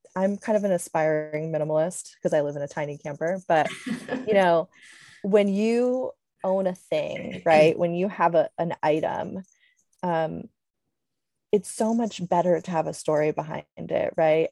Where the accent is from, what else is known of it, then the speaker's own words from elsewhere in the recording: Connecticut, United States; moved away as an adult; also born or lived in Switzerland / Alaska; I grew up in Connecticut